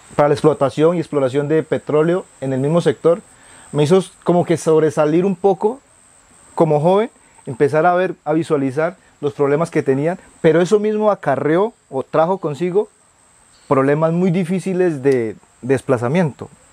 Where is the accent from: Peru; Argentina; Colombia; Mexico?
Colombia; Putumayo; moved away; artista indígena, del departamento del Putumayo, nací en la Amazonía, soy quichua, hablante del quechua